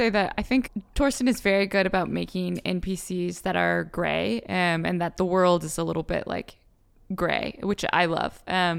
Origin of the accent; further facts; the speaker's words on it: California, United States; I'm from California. I used to dance when I was younger, and I danced all through college.